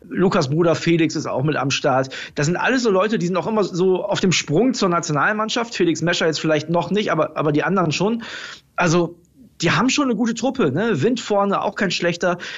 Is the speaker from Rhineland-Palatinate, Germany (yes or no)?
yes; Mainz, Rhineland-Palatinate, Germany; Also bei dem Damen hätte ich als Mainzer jetzt nicht so Bauchschmerzen